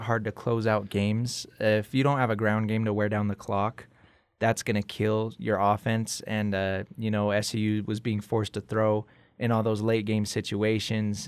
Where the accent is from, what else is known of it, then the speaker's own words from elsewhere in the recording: Brigham City, Utah, United States; I grew up in Brigham City, Utah. It's about an hour north of Salt Lake